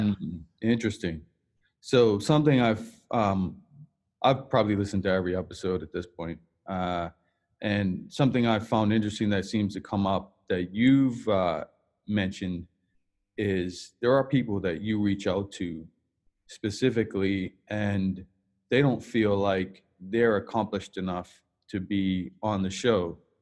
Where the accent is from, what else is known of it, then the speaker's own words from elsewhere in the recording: Bermuda; moved away; I'm from Bermuda